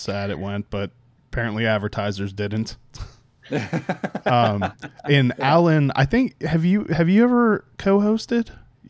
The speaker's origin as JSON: {"language": "English", "town": "Pittsburgh", "region": "Pennsylvania", "country": "United States", "tie": "born or raised there", "moved": "yes", "said": "I grew up in Pittsburgh, so I'm a born and bred Pirates fan."}